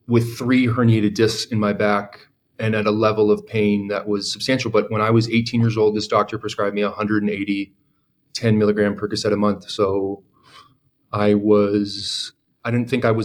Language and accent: English; San Diego, California, United States; I grew up in San Diego at a high school that was about 4,000 kids